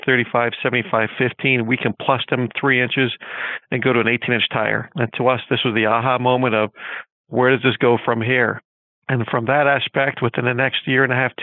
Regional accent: Northeast, United States; also born or lived in Connecticut; Growing up in the Northeast environment

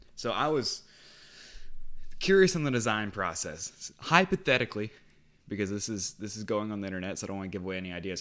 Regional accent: United States; an American who has been watching the Premier League since 2015

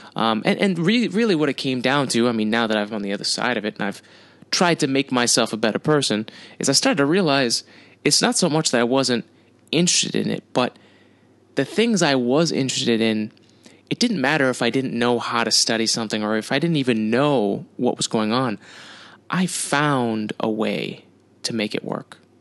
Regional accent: United States; I'm an American.

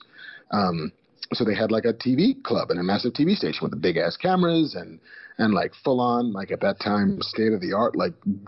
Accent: New York City, New York, United States; moved away as an adult; now in Los Angeles, United States; I was born in the early 70s in the Bronx

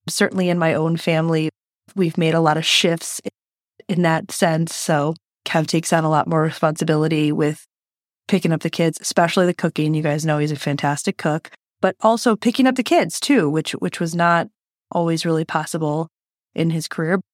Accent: Detroit, Michigan, United States; I'm from Detroit

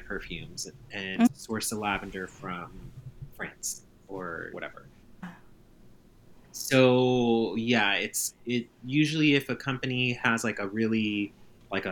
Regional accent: Mexico; we're from Mexico

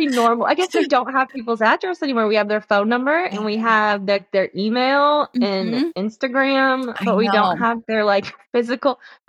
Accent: the South, United States; and I'm from the South. So like, if you don't write a thank you note, you might as well have just like set a fire in someone's lawn.

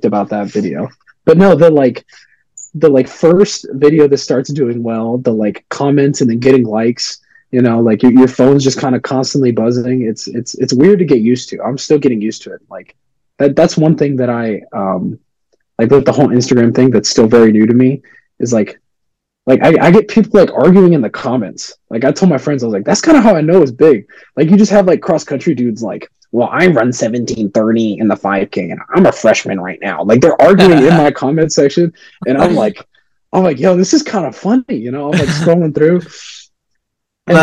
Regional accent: San Antonio, Texas, United States; I'm from San Antonio, so it's like it's hot down here

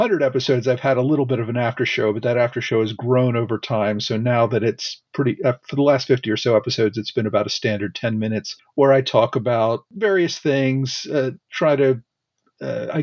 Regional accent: Philadelphia, Pennsylvania, United States; I grew up in the Philadelphia area

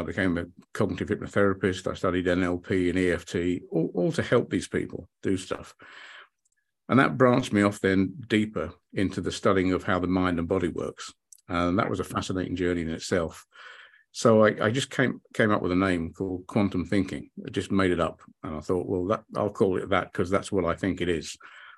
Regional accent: United Kingdom; also born or lived in London / Hayling Island; I grew up in the United Kingdom

